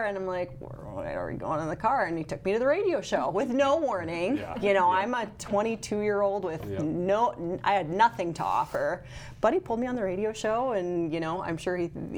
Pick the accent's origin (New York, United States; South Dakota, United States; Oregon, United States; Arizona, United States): South Dakota, United States; Brookings; I'm from Brookings